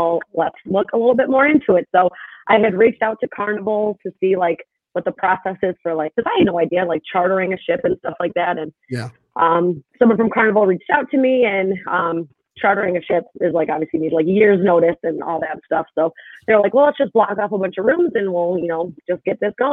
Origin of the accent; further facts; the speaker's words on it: Buffalo, New York, United States; From Buffalo, born and raised. I'm a South Towns girl